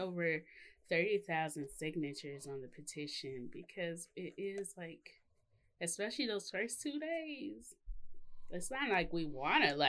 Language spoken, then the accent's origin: English; Mississippi, United States; I'm from Mississippi